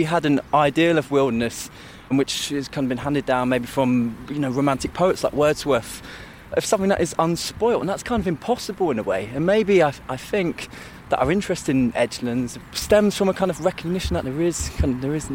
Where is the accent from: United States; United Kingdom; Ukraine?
United Kingdom; London; I'm somebody from London